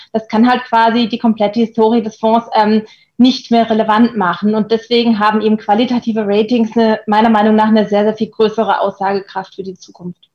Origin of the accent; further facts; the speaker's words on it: Germany; für mich als Deutsche